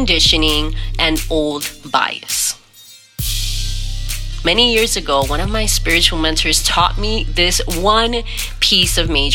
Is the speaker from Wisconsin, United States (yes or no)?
no; New York City, New York, United States; moved away as an adult; now in Miami, United States; I was born in New York